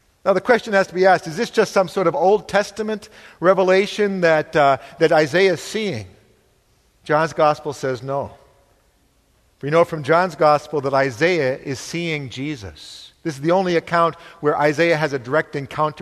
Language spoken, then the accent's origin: English; New England, United States; I'm from New England